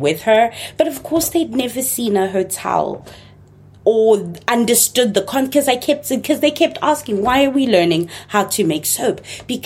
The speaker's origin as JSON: {"language": "English", "country": "Zimbabwe", "tie": "born or raised there", "also_born_or_lived": "Chicago, United States", "first_language": "Shona", "second_language": "English", "moved": "as an adult", "lives_now": "United States", "said": "Shona, the language that's my mother tongue, although I grew up in Ndebele speaking Zimbabwe"}